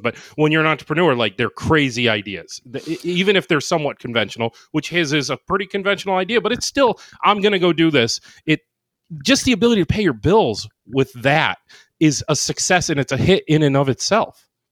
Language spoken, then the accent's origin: English; Ohio, United States; moved away; I grew up in Ohio